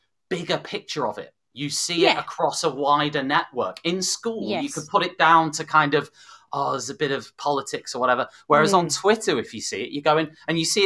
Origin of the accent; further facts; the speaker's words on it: the Wirral, North West England, United Kingdom; I'm from the Northwest and from, you know, the Wirral